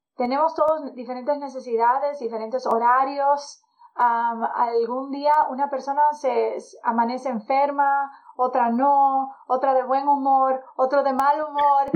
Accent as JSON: {"language": "Spanish", "country": "Dominican Republic", "also_born_or_lived": "California", "moved": "yes", "said": "Yo soy dominicana"}